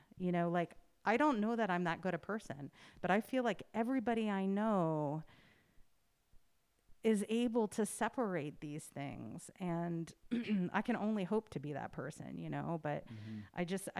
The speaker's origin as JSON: {"language": "English", "country": "United States", "moved": "yes", "said": "to be abroad as an American"}